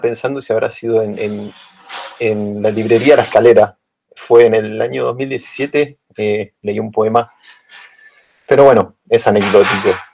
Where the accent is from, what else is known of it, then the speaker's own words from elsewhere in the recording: Buenos Aires, Argentina; moved away as an adult; now in Berlin, Germany; soy de Buenos Aires, Argentina